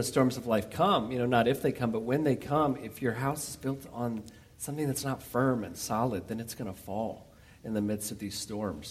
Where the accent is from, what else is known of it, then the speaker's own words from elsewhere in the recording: Montgomery, Alabama, United States; moved away as an adult; I'm originally from Montgomery, Alabama.